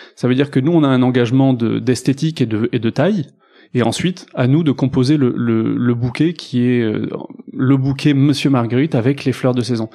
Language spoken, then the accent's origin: French; Bordeaux, Nouvelle-Aquitaine, France; je suis bordelais d'origine